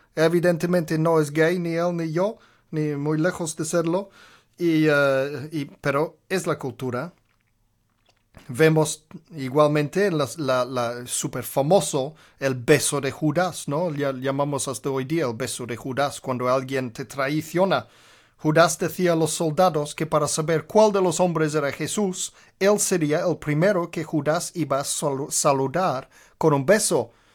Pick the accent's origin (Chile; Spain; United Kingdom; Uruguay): United Kingdom; Birmingham, West Midlands; Spanish is a second language; moved away; en Birmingham, donde nací, en Inglaterra, desde los cinco años de edad hasta los 18 años de edad